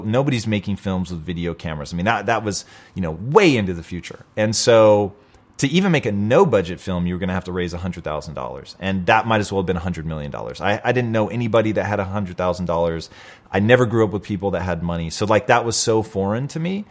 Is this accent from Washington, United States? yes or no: yes; Tacoma, Washington, United States; now in Los Angeles, United States; I grew up in Tacoma, Washington.